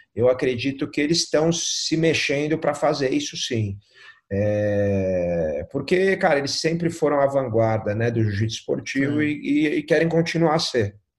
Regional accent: Brazil; eu sou brasileiro

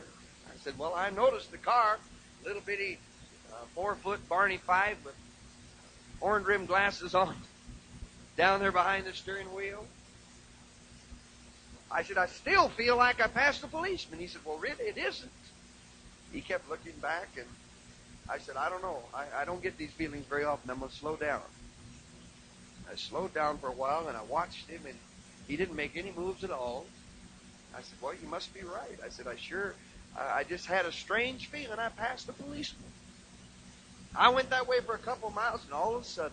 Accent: California, United States; I'm from California

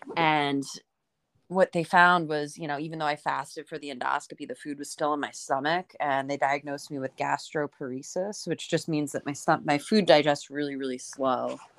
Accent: Northern New Jersey, United States; I grew up in, um, in Northern Jersey. Um, so I'm, I'm from the area that I am in now

